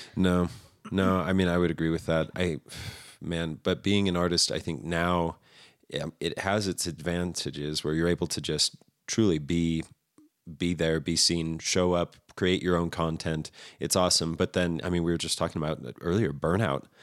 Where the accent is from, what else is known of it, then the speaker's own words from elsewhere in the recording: Redlands, California, United States; also born or lived in Riverside, California; I lived in Redlands for about nine years